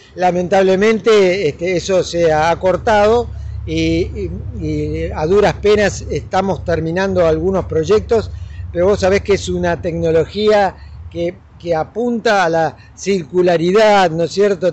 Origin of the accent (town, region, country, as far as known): Argentina